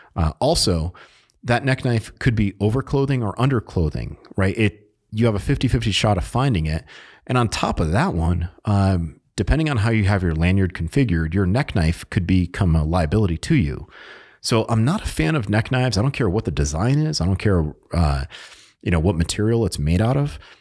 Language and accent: English; New England, United States; I'm from New England, so we tend to talk a little bit faster than our, our good buddies down in the South